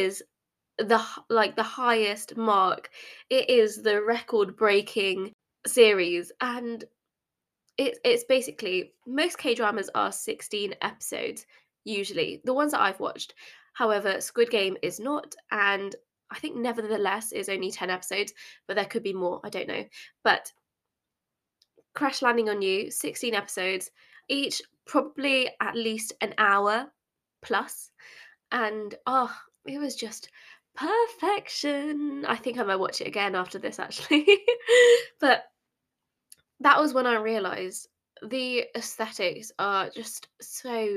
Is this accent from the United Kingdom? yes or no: yes; England, United Kingdom; I grew up in England